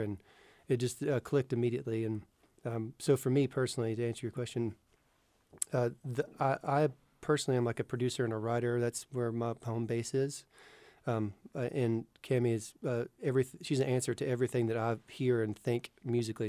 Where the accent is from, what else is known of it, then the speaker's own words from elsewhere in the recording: North Alabama, United States; I grew up in the North Alabama area